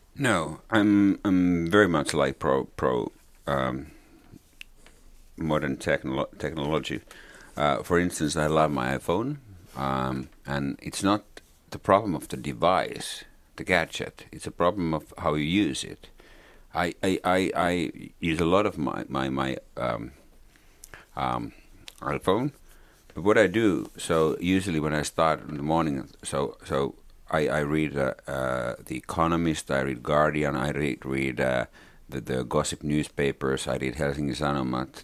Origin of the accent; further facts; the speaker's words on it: Finland; English is a second language; also born or lived in Lapland (family); I'm a Finn